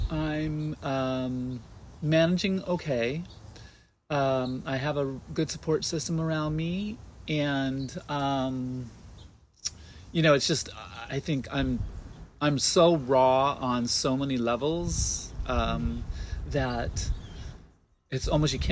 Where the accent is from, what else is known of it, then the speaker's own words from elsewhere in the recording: California, United States; I was born in San Diego